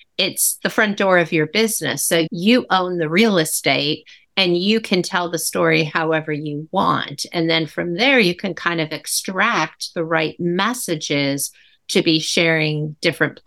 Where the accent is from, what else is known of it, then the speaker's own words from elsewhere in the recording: Ohio, United States; that's my home state. I'm in Cleveland